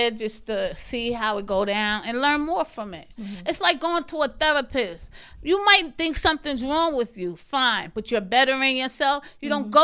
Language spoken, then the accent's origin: English; New York City, New York, United States; I'm from Marcy, son